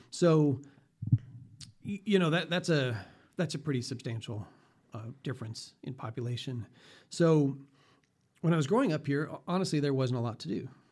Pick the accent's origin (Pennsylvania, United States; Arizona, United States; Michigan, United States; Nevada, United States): Nevada, United States; Las Vegas; also born or lived in Boulder City; when I went to college back east and said I was from Las Vegas